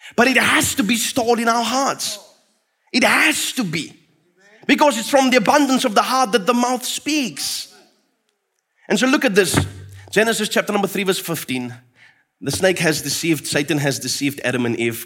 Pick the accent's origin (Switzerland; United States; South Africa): South Africa; Fraserburg, Northern Cape; where I grew up in Fraserburg with my father